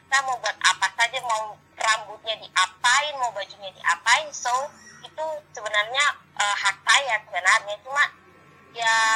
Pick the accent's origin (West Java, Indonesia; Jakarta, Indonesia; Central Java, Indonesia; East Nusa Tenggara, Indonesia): East Nusa Tenggara, Indonesia; sedangkan saya kan orang Flores yang dari kecil ya sudah kelihatan sekali iya, ini, pasti anak timur kelihatan sekali dengan kulit hitamnya dengan rambut keritingnya